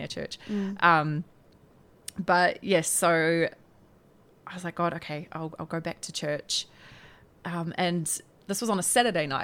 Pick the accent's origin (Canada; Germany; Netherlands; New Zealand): New Zealand; Tauranga, Bay of Plenty; I'm from Tauranga